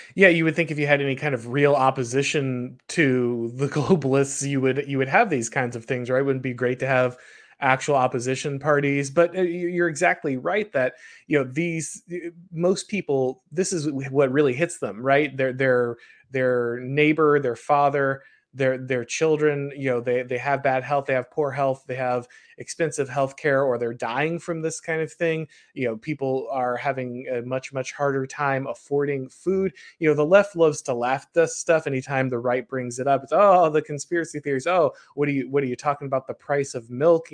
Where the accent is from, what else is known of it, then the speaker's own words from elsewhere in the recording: the South, United States; I'm from the South